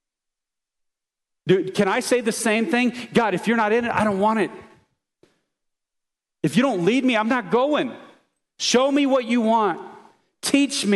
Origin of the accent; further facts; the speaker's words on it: United States; as American Christians